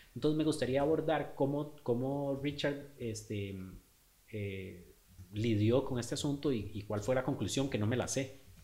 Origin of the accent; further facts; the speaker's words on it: Costa Rica; also born or lived in Australia; qué tan ticos éramos